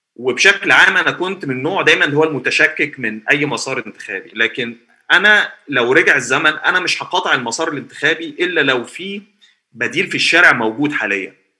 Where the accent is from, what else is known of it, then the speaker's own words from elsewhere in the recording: Egypt; عندنا في مصر